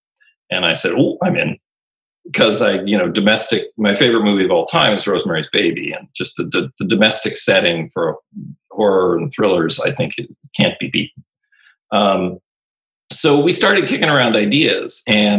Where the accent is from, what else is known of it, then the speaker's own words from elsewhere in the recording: rural Wisconsin, United States; I grew up in Wisconsin in the 60s and 70s. I was born in the 60s, really grew up in the 70s in rural Wisconsin. I went to a Catholic school until I was 12 or 13.